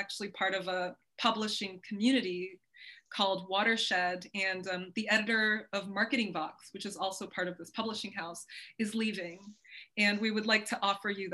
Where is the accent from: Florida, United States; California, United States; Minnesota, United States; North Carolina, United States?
California, United States; moved away as an adult; now in Paris, France; grew up in California, that's where I was born.